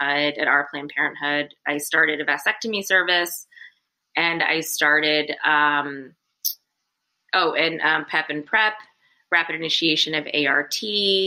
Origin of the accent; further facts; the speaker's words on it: South Carolina, United States; now in New York, United States; I'm actually from South Carolina, born and raised.